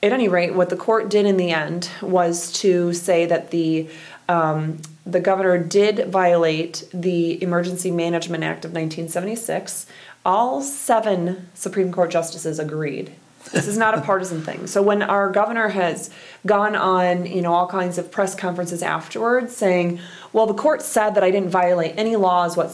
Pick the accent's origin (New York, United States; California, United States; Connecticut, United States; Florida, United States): Florida, United States; Orlando; now in Michigan, United States; I grew up in Orlando